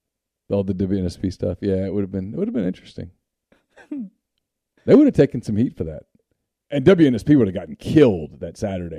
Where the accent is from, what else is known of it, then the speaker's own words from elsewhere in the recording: Ruston, Louisiana, United States; I grew up in Ruston.